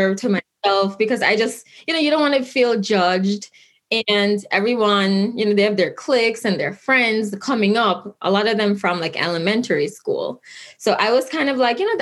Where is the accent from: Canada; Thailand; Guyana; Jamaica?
Jamaica; Kingston; now in Albany, United States; I grew up in Kingston, Jamaica